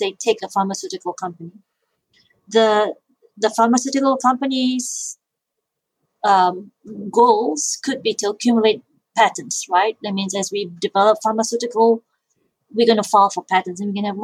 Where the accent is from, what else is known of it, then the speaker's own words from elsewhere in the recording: Malaysia; moved away; I grew up in Malaysia